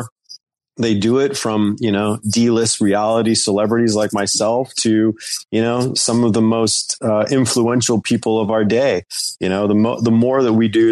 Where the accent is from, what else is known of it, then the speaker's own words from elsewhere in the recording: North Carolina, United States; I grew up in the South in North Carolina